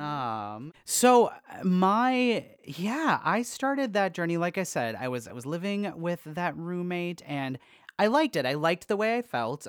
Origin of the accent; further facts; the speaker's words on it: Wisconsin, United States; We're both from Wisconsin